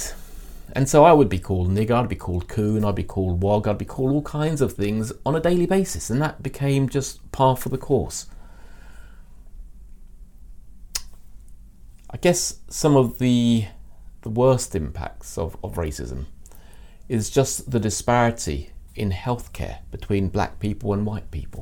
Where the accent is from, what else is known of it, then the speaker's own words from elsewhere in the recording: London, United Kingdom; I was born in North London in the mid-60s.